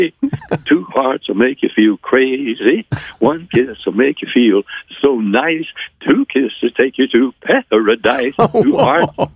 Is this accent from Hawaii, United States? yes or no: no; Nashville, Tennessee, United States; I was from Nashville